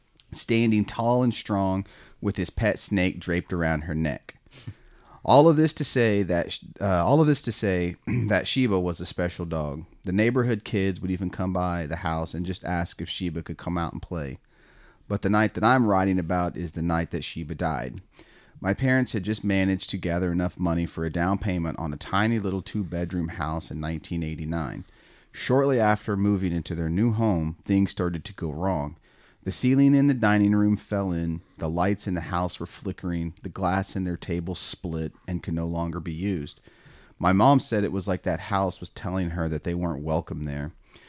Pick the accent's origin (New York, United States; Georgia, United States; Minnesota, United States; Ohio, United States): Ohio, United States; born there; it happened exactly 9 months to the day before I was born in Ohio, where my parents were living.